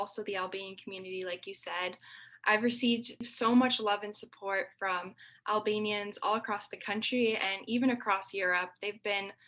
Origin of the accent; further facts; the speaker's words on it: United States; since I am the daughter of immigrants, you know, my parents sacrificed so much to give me opportunities that I have because I was born here.